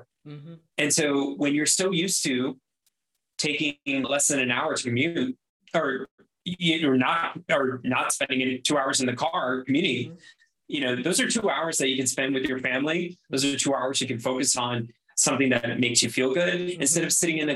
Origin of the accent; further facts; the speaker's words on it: Miami, Florida, United States; moved away; I'm from Miami